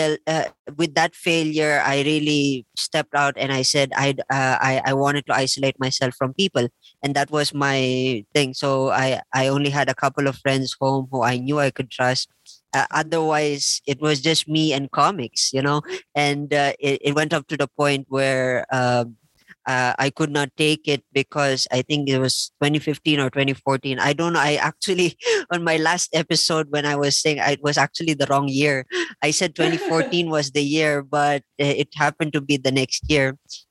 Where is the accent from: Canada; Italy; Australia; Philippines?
Philippines; moved away as an adult; also born or lived in India; now in La Trinidad, Philippines; I grew up in the Philippines, actually. And then 2005, I left. And then I went to India